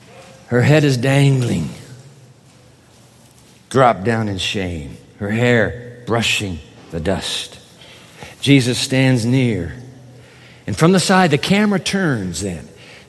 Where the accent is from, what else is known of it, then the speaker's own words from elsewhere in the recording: Singapore; also born or lived in Japan; I grew up in Singapore as well as Japan. Went to school in Singapore.